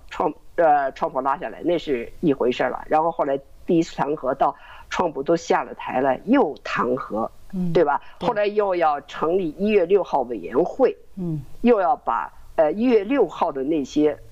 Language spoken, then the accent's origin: Chinese; China; now in United States; 这个美国人看不见，我们中国人看得太清楚了。